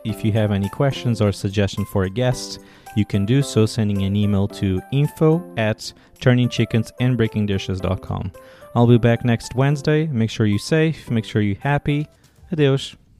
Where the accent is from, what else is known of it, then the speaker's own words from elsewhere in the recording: Portugal; now in United States; I'm from Portugal